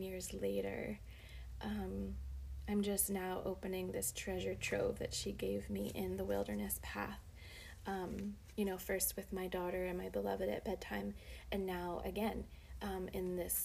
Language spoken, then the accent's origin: English; Berks County, Pennsylvania, United States; also born or lived in Woodbridge, Virginia; I grew up in Berks County